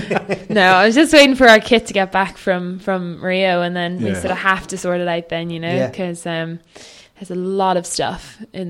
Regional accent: Dún Laoghaire, Leinster, Ireland; I grew up in Dunleary, and you know, I grew up sailing down on the seafront

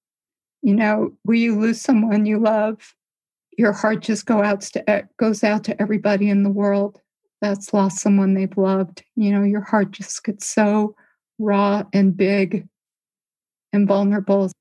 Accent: Midwest, United States; where I grew up in the Midwest, there are these beautiful deciduous trees.

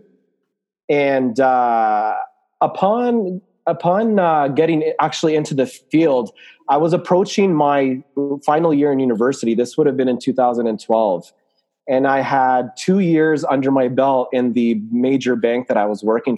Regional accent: Canada; also born or lived in Lebanon; I'm from Canada. I am a Muslim, Lebanese, Canadian

